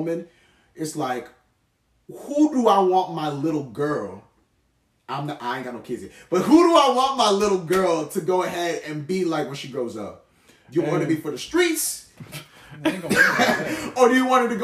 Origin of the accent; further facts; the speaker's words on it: United States; also born or lived in New York / New Jersey; growing up in New York as well, growing up in New Jersey